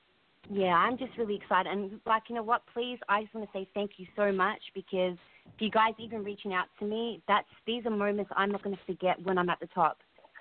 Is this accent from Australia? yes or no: yes; Australia; now in United States; I'm originally from Australia, but I'm currently in America right now.